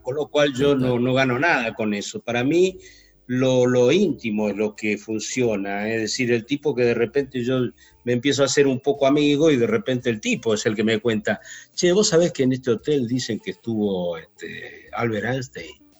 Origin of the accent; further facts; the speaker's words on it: Río Gallegos, Santa Cruz, Argentina; Yo soy de Río Gallegos.